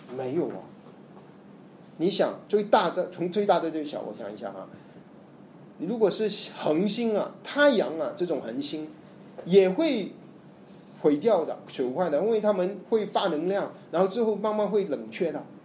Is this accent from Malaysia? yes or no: yes; Malaysia; 我在马来西亚成长，我们有很多印度教， 印度人